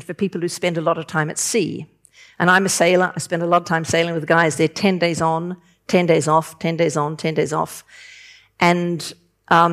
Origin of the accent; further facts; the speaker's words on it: New Zealand; moved away; also born or lived in London; I'm from New Zealand. I'm living in London.